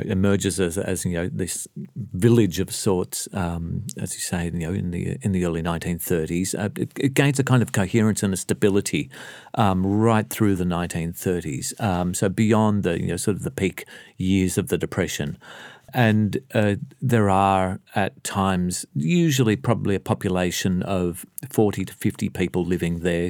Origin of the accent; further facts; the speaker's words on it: Melbourne, Victoria, Australia; I grew up in Sunshine.